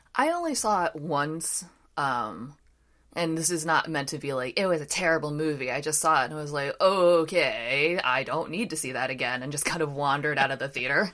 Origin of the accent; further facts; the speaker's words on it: Washington, District of Columbia, United States; I live near the Capitol, you know, those riots happen in my hometown